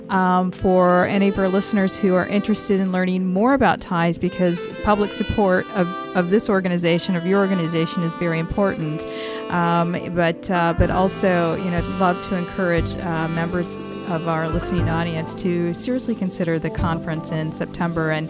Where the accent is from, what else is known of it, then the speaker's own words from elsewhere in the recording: Northern Ireland, United Kingdom; I'm from Northern Ireland